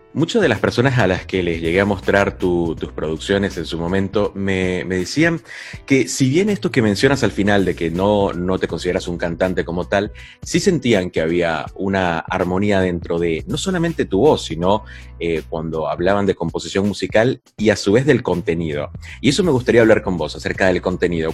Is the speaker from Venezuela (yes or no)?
yes; Venezuela; en Venezuela, mi país natal